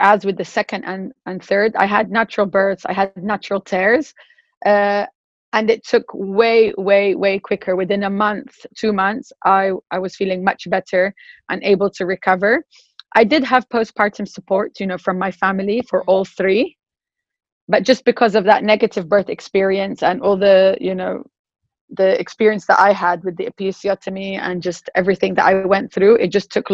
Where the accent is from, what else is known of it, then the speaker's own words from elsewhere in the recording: Morocco; now in Dubai, United Arab Emirates; I'm British, but also originally from Morocco. And I've been here in Dubai for the past 10 years.